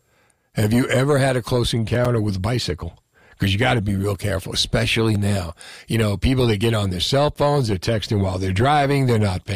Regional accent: Union City, New Jersey, United States; I grew up riding bike in Union City.

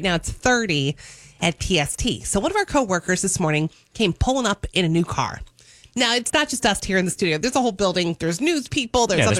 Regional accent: New Jersey, United States; I grew up in Jersey

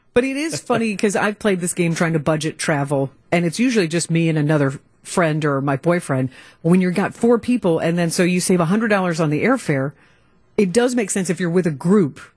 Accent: Kentucky, United States; now in Wisconsin, United States; I grew up in Kentucky, so I've got that bourbon right. background

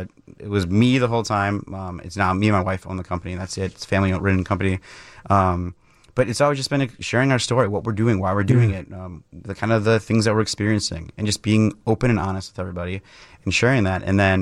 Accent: Mukwonago, Wisconsin, United States; So I grew up in Maguanago, Wisconsin, just outside of Milwaukee, and my dad was working at Miller, so I was kind of always around it.

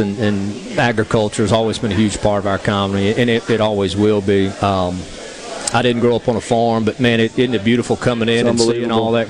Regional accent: Mississippi Gulf Coast, United States; I grew up on the Gulf Coast

